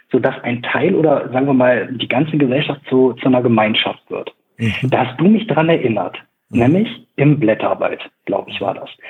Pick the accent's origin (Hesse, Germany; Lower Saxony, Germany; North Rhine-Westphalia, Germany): Lower Saxony, Germany; Braunschweig; also sie kommt aus Braunschweig und ich komme auch aus Braunschweig.